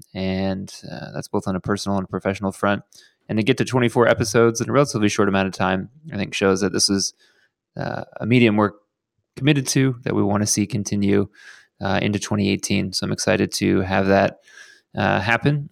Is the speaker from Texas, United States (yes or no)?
yes; Houston, Texas, United States; now in Los Angeles, United States; my hometown of Houston, Texas